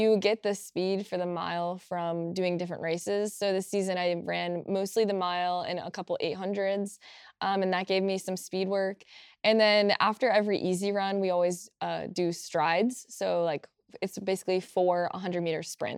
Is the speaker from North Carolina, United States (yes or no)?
yes; Apex, North Carolina, United States; moved away; I'm from Apex, North Carolina